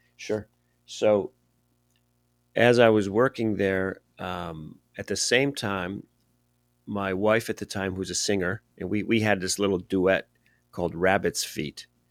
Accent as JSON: {"language": "English", "town": "Cleveland", "region": "Ohio", "country": "United States", "tie": "born or raised there", "moved": "as an adult", "lives_now": "Los Angeles, United States", "said": "I was born in Cleveland, Ohio, which is a great music town. And as I grew up there"}